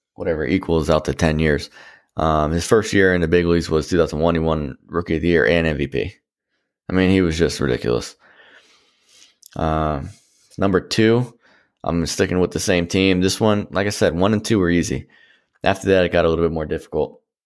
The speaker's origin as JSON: {"language": "English", "town": "Washington", "region": "District of Columbia", "country": "United States", "tie": "born or raised there", "said": "growing up in, you know, the D C area before the Nats were around"}